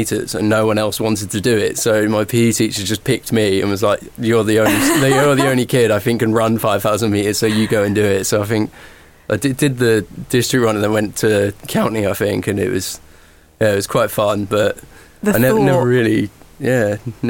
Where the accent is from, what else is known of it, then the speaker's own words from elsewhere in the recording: Norwich, East of England, United Kingdom; where I grew up in Norfolk, Norwich